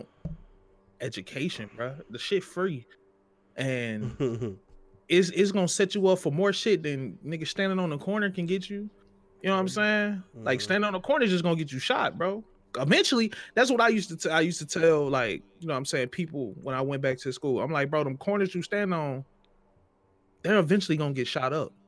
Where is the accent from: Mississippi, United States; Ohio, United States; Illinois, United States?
Mississippi, United States; moved away; also born or lived in Georgia; growing up in Mississippi